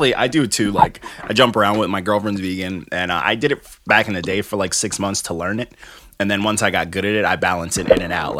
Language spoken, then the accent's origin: English; Elmont, New York, United States; we're all from Elmont.